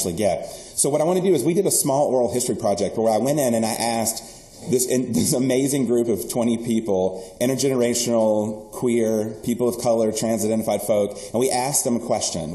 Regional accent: Alabama, United States; grown up both queer and Southern

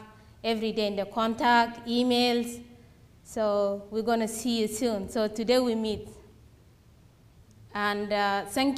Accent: Darfur, Sudan; moved away as an adult; I was being raised and born in Darfur

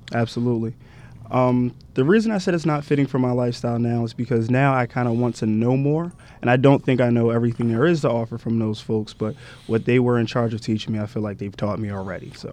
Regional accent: Salem, New Jersey, United States; moved away as an adult; also born or lived in South Orange, New Jersey; Originally ten minutes from Delaware in a little town called Salem, New Jersey

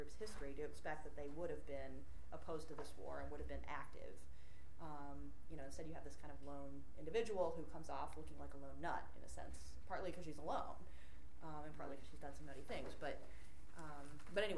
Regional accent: Arlington, Virginia, United States; I'm active in the League of Women Voters in my hometown, Arlington, Virginia

